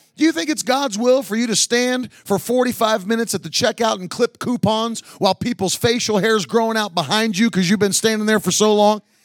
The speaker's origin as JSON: {"language": "English", "region": "West Virginia", "country": "United States", "tie": "born or raised there", "said": "I grew up in West Virginia in a coal mining town."}